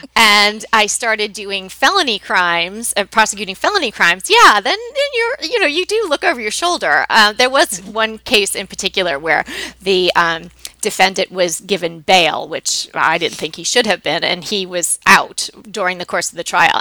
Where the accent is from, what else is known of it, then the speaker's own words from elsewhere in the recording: New York, United States; moved away as an adult; now in Pasadena, United States; grew up on the East Coast. I'm from New York